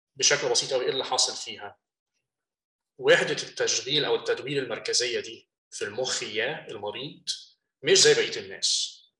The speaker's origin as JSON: {"language": "Arabic", "country": "Egypt", "moved": "as an adult", "lives_now": "United States", "said": "احنا من مصر"}